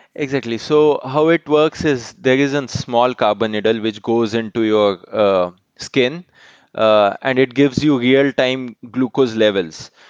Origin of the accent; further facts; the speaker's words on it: Mumbai, Maharashtra, India; I am from Mumbai